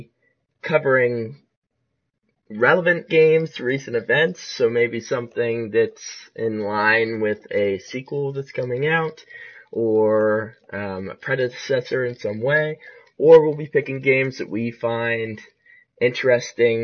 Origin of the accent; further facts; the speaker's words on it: Ohio, United States; also born or lived in Pensacola, Florida; I'm an Ohio native. Well, I was born in Florida, but not there anymore